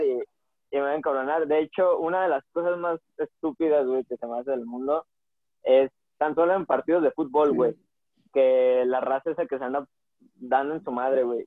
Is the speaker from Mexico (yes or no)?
yes; Guadalajara, Jalisco, Mexico; nosotros dos somos de Guadalajara